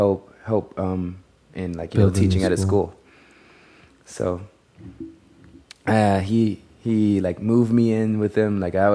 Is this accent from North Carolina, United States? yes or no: yes; North Carolina, United States; moved away as an adult; now in Los Angeles, United States; I was born in North Carolina, and my mom is actually from California, and I have family over here.